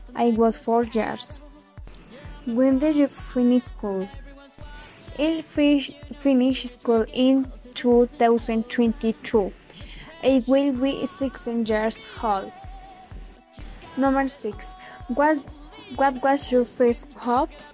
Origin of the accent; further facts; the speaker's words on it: Bogotá, Colombia; was born in Bogota